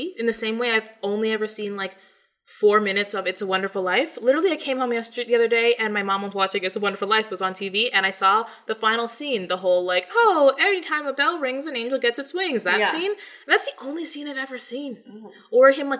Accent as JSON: {"language": "English", "country": "Canada", "also_born_or_lived": "Jamaica (heritage)", "lives_now": "Toronto, Canada", "said": "We are in Toronto. Yeah. And we're Canadian."}